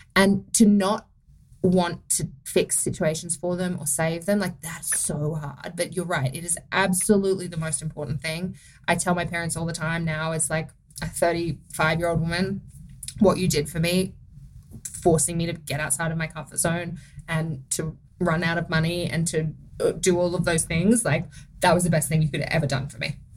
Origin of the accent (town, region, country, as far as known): Australia; accent: Australian; moved away as an adult; now in United States